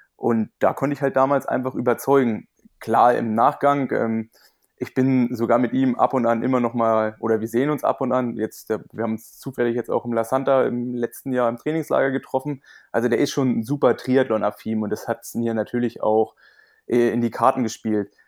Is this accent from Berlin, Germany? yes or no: yes; Berlin, Germany; moved away as an adult; also born or lived in Potsdam; ich bin ja ursprünglich Berliner